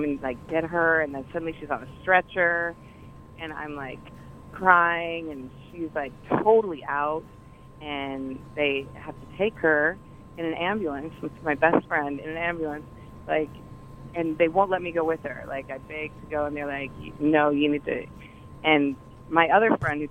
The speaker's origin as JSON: {"language": "English", "region": "Colorado", "country": "United States", "moved": "yes", "said": "I'm from Colorado."}